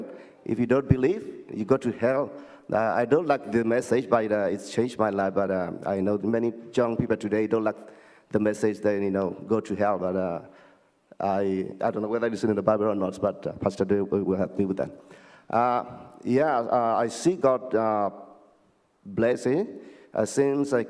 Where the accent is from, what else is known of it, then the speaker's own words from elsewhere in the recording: Myanmar; moved away; also born or lived in Thailand; I came from Burma, known as Myanmar